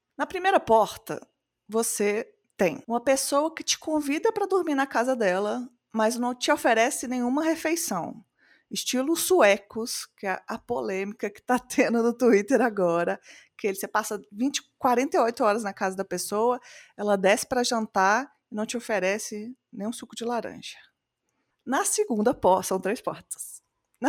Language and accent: Portuguese; Belo Horizonte, Minas Gerais, Brazil; Eu sou uma mulher cis, branca, lésbica de Belo Horizonte